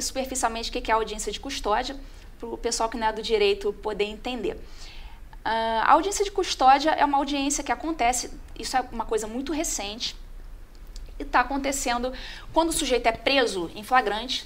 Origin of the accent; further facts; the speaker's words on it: Rio de Janeiro, Brazil; moved away as an adult; now in Botelhos, Brazil; sou carioca